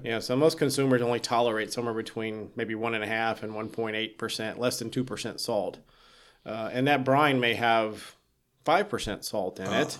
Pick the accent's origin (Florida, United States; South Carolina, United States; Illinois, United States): South Carolina, United States; moved away; I grew up in South Carolina